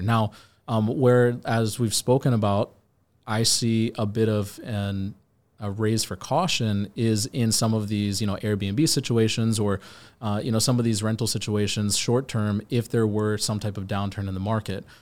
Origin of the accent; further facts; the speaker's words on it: Virginia, United States; now in Miami, United States; I'm from Virginia